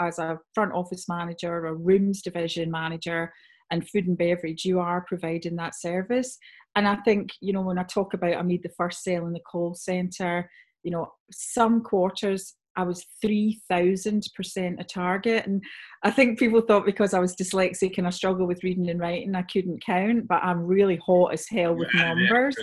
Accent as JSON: {"language": "English", "region": "Scotland", "country": "United Kingdom", "also_born_or_lived": "Sydney, Australia / Cape Town, South Africa / California, United States", "said": "I'm originally from Scotland"}